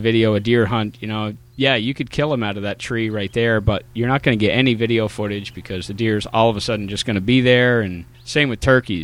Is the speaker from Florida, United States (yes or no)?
no; Windham County, southern Vermont, United States; I born and raised in southern Vermont, right near Mount Snow, Stratton ski area.